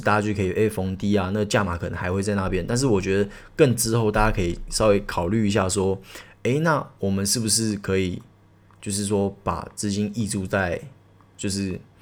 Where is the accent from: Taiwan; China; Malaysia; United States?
Taiwan; 我们台湾人